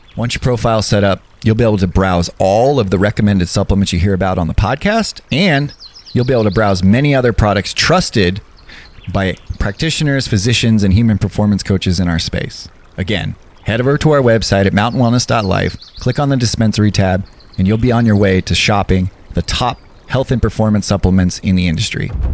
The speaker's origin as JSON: {"language": "English", "region": "Southern California", "country": "United States", "said": "being from Southern California"}